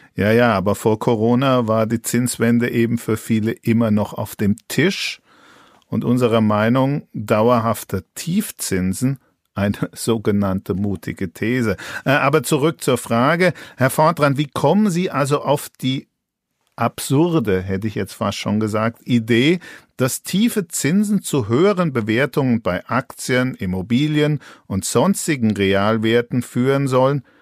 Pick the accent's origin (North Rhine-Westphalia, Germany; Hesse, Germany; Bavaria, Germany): Bavaria, Germany; Franconia; als Franke